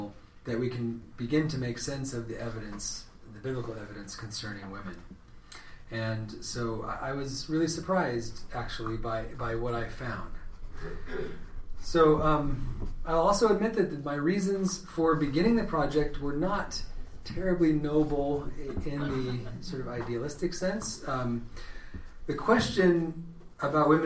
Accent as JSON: {"language": "English", "town": "Redding", "region": "California", "country": "United States", "tie": "born or raised there", "moved": "as an adult", "lives_now": "Athens, Ohio, United States", "said": "I'm from California. I'm from the north, though. Reading is the town that I grew up"}